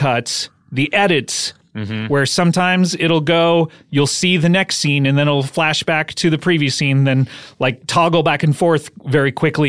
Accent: Savannah, Georgia, United States; I was born in Savannah, Georgia.

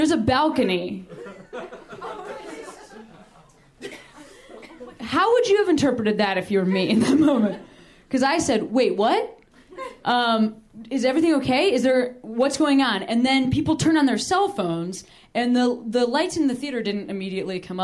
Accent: Midwest, United States; I'm from the Midwest

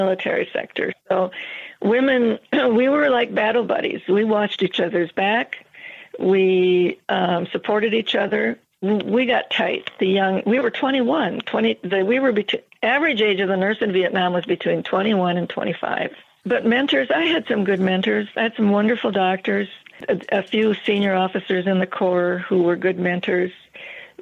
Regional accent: Minnesota, United States; now in Montana, United States; I'm from Minnesota

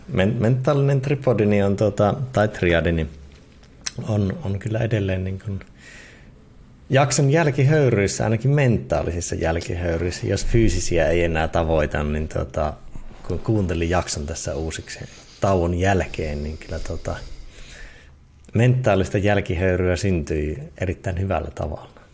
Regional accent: Eastern Finland, Finland; moved away; siinä Itä-Suomessa ja kotikonnuilla

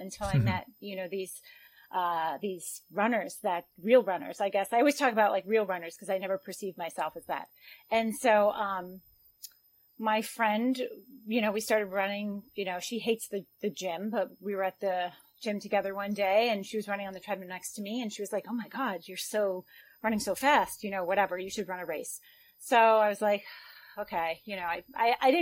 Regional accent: New York, United States; also born or lived in Long Island; I am from the United States, from New York. I live in a suburb outside of New York City, on Long Island

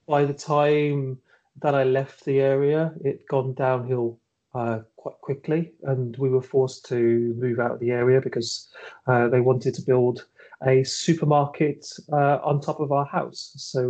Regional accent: Birmingham, West Midlands, United Kingdom; moved away; Yeah, so I was born in Birmingham, and that's where I grew up in Birmingham, and I moved away from Birmingham in about 2004, I think it was.

